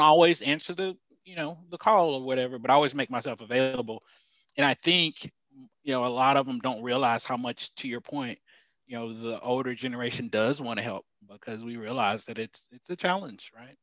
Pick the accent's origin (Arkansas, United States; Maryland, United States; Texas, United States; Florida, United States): Texas, United States; Dallas; also born or lived in Houston, Texas / Allen, Texas; I grew up, I'm originally from Houston and moved to Dallas at a young age. Lived in downtown Dallas, and then my mom moved us to the suburbs